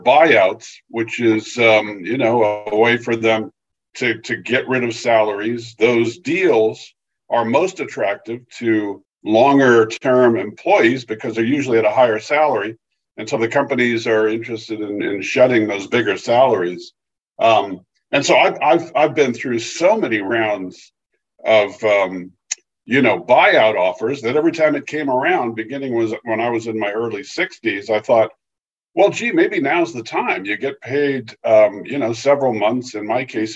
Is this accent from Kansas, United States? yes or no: no; California, United States; moved away as an adult; also born or lived in Pennsylvania; I grew up in California, but made a move to the East Coast, worked at the Philadelphia Inquirer.